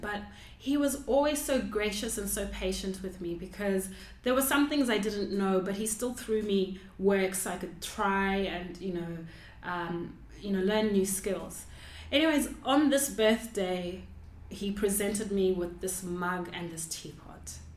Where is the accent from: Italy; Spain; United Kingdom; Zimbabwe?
Zimbabwe; I grew up in Zimbabwe